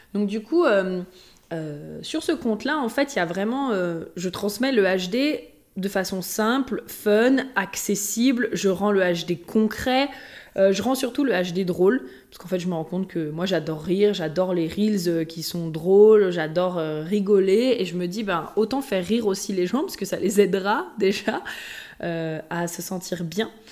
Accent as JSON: {"language": "French", "area": "Haute-Savoie", "region": "Auvergne-Rhône-Alpes", "country": "France", "also_born_or_lived": "Lyon", "moved": "yes", "said": "je viens de la Haute-Savoie euh, pas loin, juste, enfin, de l'autre côté du lac. Donc, euh, que j'ai toujours aussi été à côté euh, des montagnes, voilà, toujours été à côté de Genève"}